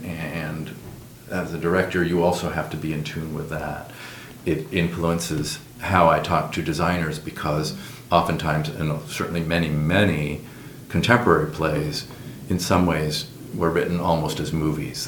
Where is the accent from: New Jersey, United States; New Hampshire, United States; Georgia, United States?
New Hampshire, United States; also born or lived in Minneapolis, Minnesota / England; now in Phoenix, United States; I grew up in New Hampshire